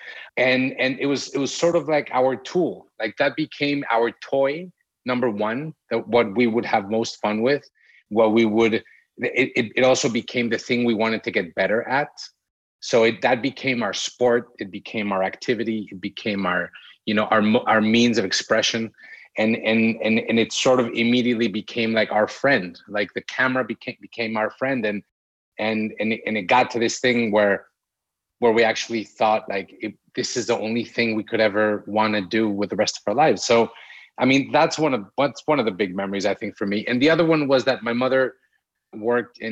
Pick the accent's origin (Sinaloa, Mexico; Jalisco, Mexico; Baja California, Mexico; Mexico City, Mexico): Mexico City, Mexico; now in Acapulco, Mexico; We're from Mexico City. We were born and raised in Mexico City